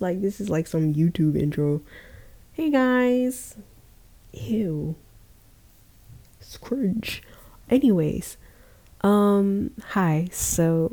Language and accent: English; Georgia, United States; I was born in Georgia